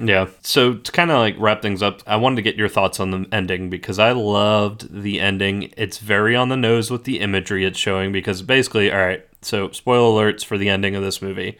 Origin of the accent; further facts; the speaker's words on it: Southeast, United States; growing up in the Southeast